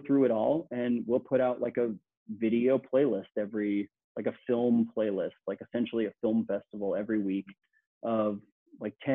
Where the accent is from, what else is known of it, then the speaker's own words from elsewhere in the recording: New York City, New York, United States; I'm born and raised in Queens, New York